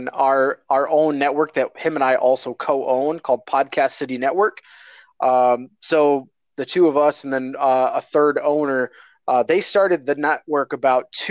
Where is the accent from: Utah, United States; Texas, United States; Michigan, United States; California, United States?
Michigan, United States; I grew up in Michigan, so I'm a big Detroit fan all the way around